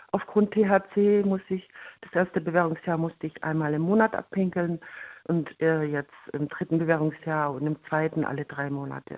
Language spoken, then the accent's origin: German; Germany; bei uns in Deutschland